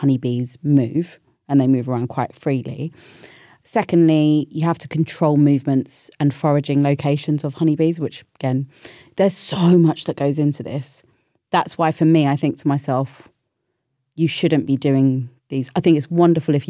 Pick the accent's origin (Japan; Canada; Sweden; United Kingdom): United Kingdom; London; I'm a city girl, born and bred in London